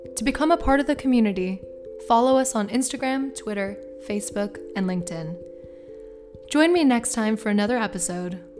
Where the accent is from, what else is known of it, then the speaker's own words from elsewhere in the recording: Bermuda; I'm from I'm from Bermuda